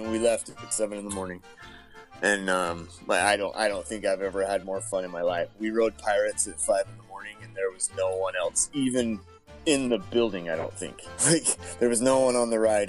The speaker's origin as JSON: {"language": "English", "town": "Salt Lake City", "region": "Utah", "country": "United States", "said": "I'm from Salt Lake City, Utah"}